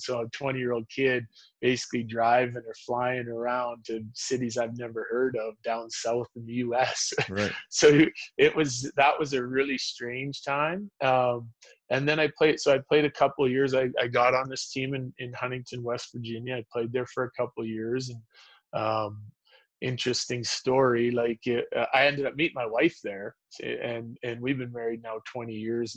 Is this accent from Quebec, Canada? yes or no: no; Humboldt, Saskatchewan, Canada; also born or lived in Yorkton, Saskatchewan; I was born in Yorkton um, and grew up mostly in Humboldt